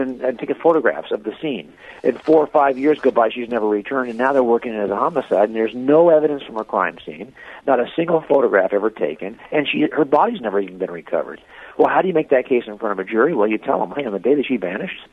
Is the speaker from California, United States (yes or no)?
yes; Los Angeles County, Southern California, United States; born or raised there